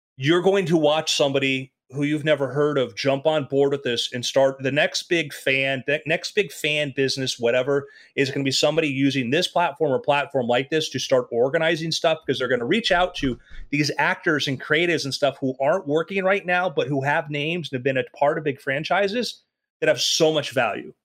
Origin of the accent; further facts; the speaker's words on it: Oregon, United States; I grew up in Oregon